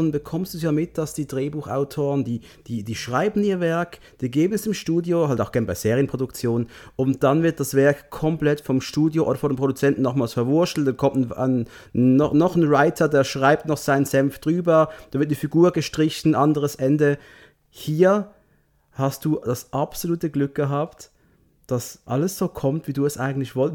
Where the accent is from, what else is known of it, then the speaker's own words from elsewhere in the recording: Switzerland; Aber hey, ich komme aus der Schweiz.